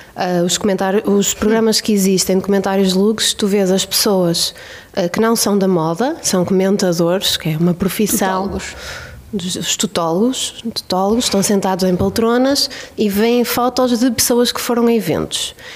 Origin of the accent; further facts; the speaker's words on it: Bairrada, Centro, Portugal; Eu cresci numa, numa família, na Bairrada